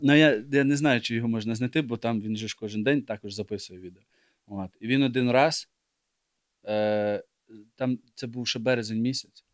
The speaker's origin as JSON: {"language": "Ukrainian", "country": "Ukraine", "tie": "born or raised there", "said": "я виріс в Україні"}